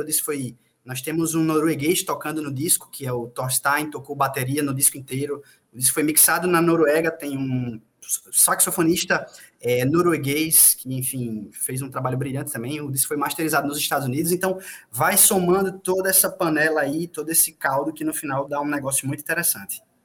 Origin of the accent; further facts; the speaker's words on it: Paraíba, Brazil; accent: paraibano; com muito sotaque paraibano